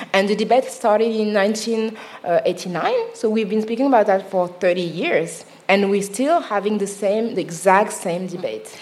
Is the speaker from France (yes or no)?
yes; Paris, Île-de-France, France; accent: Parisian; English is a second language; I'm from Paris